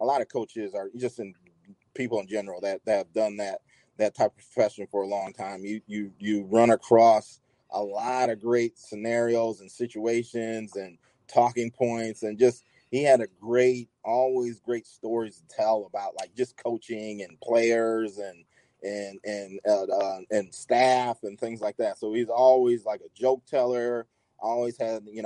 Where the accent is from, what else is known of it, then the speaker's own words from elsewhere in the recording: Bettendorf, Iowa, United States; I'm from Midwest. I'm from Iowa, Bettendorf